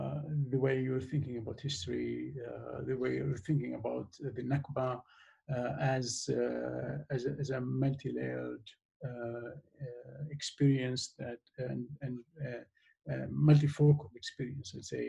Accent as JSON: {"language": "English", "region": "Golan Heights", "country": "Israel", "said": "I'm also from the Golan Heights, so I'm speaking about the both places."}